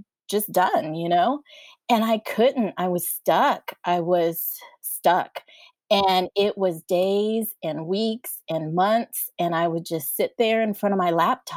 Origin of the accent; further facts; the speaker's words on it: San Diego, California, United States; moved away as an adult; also born or lived in College Station, Texas; now in Austin, United States; I live in Austin, Texas, and I was born and raised in San Diego, California